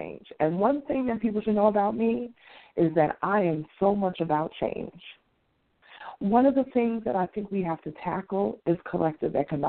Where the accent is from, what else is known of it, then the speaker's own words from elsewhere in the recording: New York City, New York, United States; also born or lived in Washington, D.C. / Atlanta metro area; now in Atlanta, United States; I'm originally from New York City, and I, of course, that's where I grew up